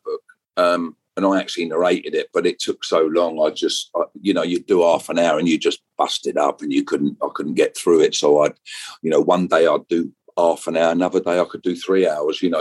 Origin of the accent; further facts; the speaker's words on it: Watford, East of England, United Kingdom; I'm born and bred in Watford